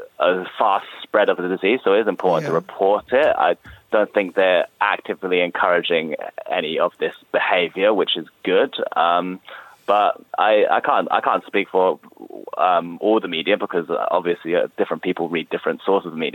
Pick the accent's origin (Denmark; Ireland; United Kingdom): United Kingdom; I'm British. I'm born in Britain